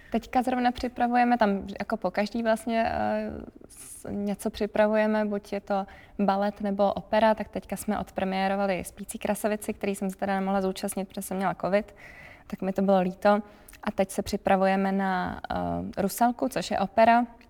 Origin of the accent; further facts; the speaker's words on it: Prague, Czechia; moved away as an adult; now in Ústí nad Labem, Czechia; já jsem teda původně z Prahy